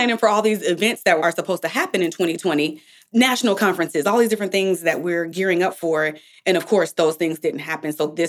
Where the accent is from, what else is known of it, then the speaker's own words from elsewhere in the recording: Bay Area, California, United States; We are from the Bay Area in California